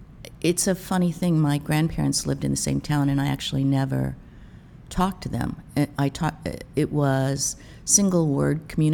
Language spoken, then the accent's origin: English; Nebraska, United States; also born or lived in Colorado; now in New York City, United States; I grew up in Nebraska.